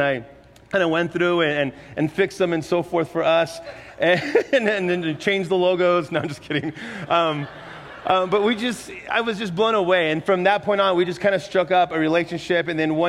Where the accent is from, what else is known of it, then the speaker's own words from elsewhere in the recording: San Antonio, Texas, United States; moved away as an adult; also born or lived in Murrieta, California; now in San Juan Islands, United States; I'm from San Antonio, Texas originally.